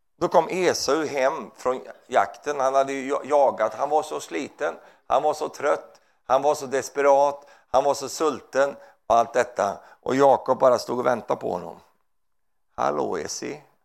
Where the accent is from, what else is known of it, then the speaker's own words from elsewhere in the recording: Sweden; Jag är svensk